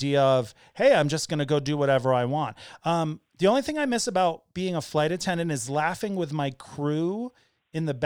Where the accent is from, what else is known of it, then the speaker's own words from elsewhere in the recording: Hartford, Connecticut, United States; also born or lived in Florida / Bay Area, California; now in Denver, United States; I was born in St. Francis Hospital in Hartford, Connecticut at like 11 in the morning on November 10th, 48 years ago